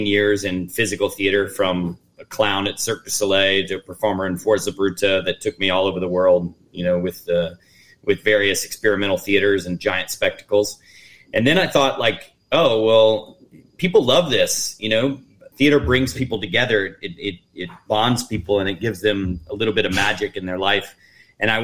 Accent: Kentucky, United States; moved away as an adult; also born or lived in Tennessee / New York City; I was born born in Tennessee and raised in Kentucky, and I have a lot of roots in the South.

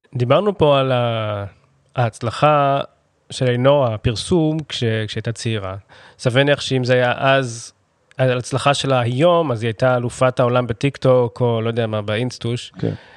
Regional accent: Holon, Tel Aviv District, Israel; שנינו גדלנו בחולון, גרנו בחולון

